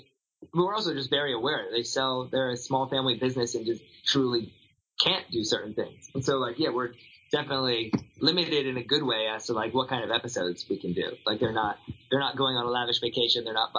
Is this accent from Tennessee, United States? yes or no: yes; Nashville, Tennessee, United States; moved away as an adult; now in Los Angeles, United States; I grew up in Tennessee with, like, woods behind my house